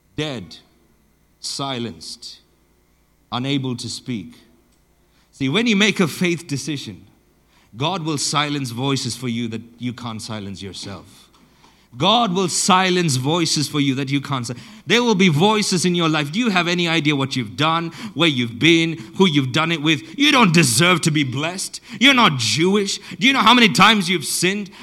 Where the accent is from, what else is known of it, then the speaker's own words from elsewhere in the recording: southern Botswana, Botswana; I grew up in Botswana, and uh, I grew up in southern Botswana.